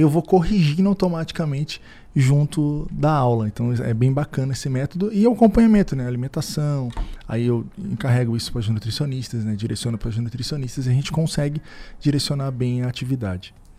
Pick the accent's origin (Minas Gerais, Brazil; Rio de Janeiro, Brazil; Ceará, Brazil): Rio de Janeiro, Brazil; moved away as an adult; now in Criciúma, Brazil; sou do Rio de Janeiro